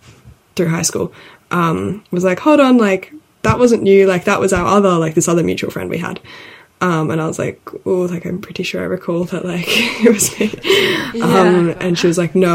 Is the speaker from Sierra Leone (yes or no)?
no; Sydney, New South Wales, Australia; moved away as an adult; also born or lived in London; we grew up in Sydney together